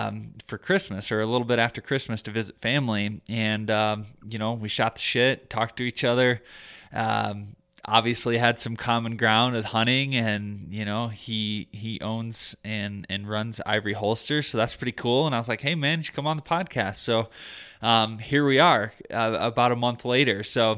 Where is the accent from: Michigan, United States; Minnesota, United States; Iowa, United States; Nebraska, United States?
Michigan, United States; moved away as an adult; I'm originally from Michigan so I moved out here about 3.5 years ago, summer of 2015, going on my fourth year here, and I absolutely love it.